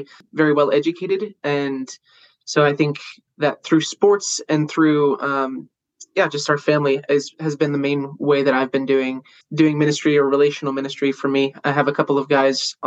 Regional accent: United States; moved away as an adult; now in Italy; just being an American

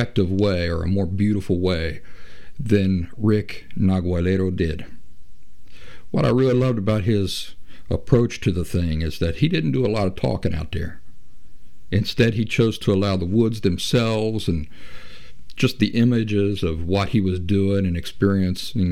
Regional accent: Appalachia, United States; I'm from Appalachia, the region where West Virginia, Kentucky, and southeastern Ohio all come together

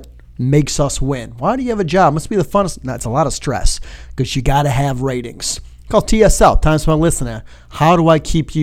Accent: Royal Oak, Michigan, United States; moved away as an adult; also born or lived in Toledo, Ohio; now in South Bend, United States; I'm originally from, like, the Detroit, Michigan area

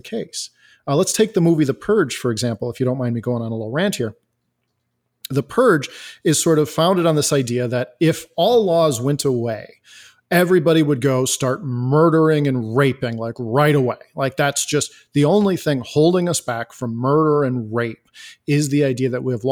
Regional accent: Elgin, Illinois, United States; I am from Elgin, Illinois

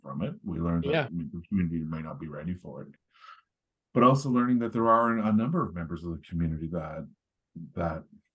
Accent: Sault Ste. Marie, Ontario, Canada; now in south of Barrie, Canada; I was born and raised in Sault Ste. Marie

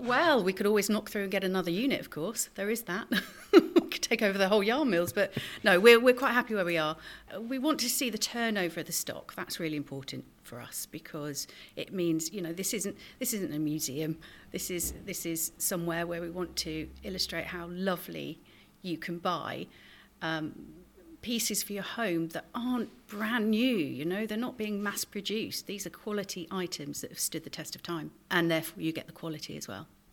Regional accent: Somerset, South West England, United Kingdom; now in Dorset, United Kingdom; I was born actually in Somerset.

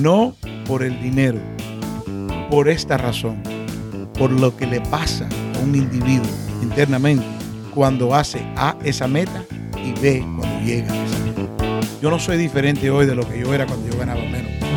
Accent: Miami, Florida, United States; also born or lived in Cuba; Vinimos de Cuba. Nos criamos aquí en Miami.

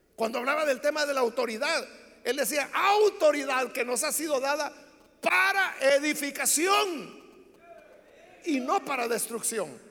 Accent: El Salvador; entonces quizás no soy salvadoreño

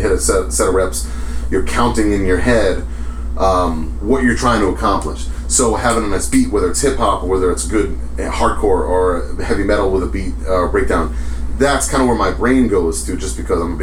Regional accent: East Coast, United States; I grew up in the East Coast hardcore scene.

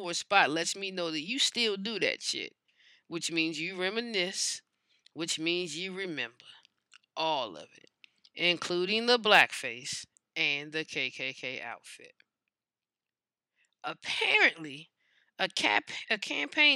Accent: United States; we, as American citizens

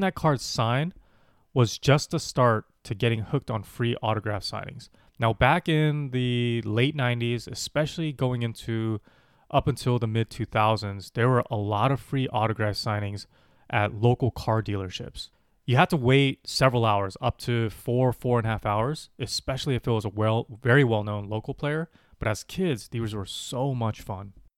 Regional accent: Los Angeles, California, United States; As a kid growing up in Los Angeles

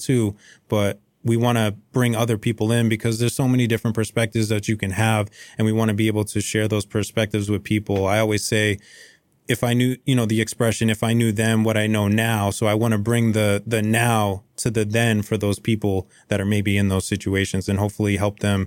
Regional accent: Lowell, Massachusetts, United States; I was born and raised in Lowell, Mass

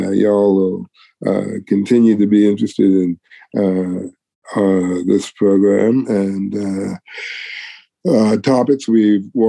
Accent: Detroit, Michigan, United States; moved away; also born or lived in Houston; I was born in Detroit.

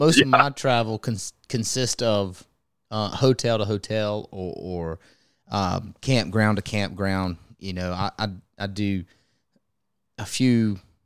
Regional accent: North Carolina, United States; I had just an inshore career growing up in North Carolina

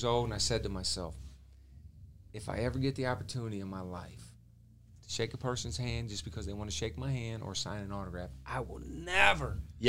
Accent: Monroe, Michigan, United States; I'm always proud to tell people I'm from Monroe.

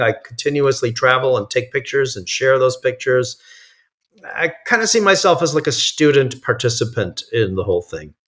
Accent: New York area, United States; moved away as an adult; now in California, United States; I grew up in the New York area

